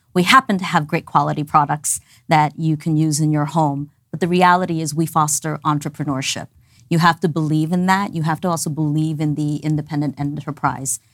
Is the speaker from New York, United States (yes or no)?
yes; New York City, New York, United States; moved away as an adult; also born or lived in Dallas, Texas; My family and I immigrated when I was ten months old. I was raised in New York City, went through the whole New York City public school system